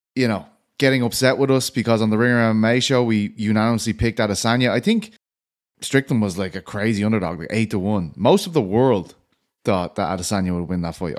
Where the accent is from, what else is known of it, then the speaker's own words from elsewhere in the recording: Ireland; I'm an Irishman.